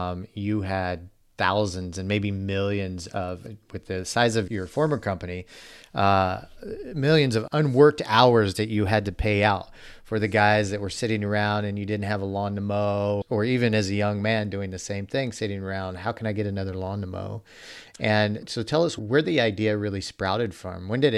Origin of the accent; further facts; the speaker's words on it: Midwest, United States; I grew up in the Midwest